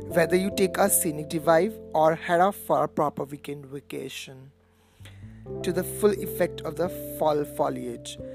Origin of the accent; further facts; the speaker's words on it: India; I'm basically from India